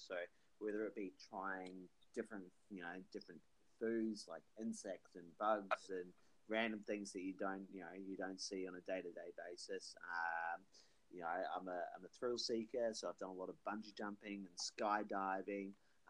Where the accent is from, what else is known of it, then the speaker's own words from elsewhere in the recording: New Zealand; also born or lived in Australia; It's the original base from being New Zealand, being in Australia for a while, but traveling all over the world for a while there as well.